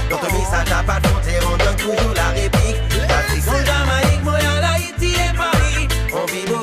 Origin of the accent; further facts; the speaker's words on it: Mexico; A mí me vale más si yo soy mexicano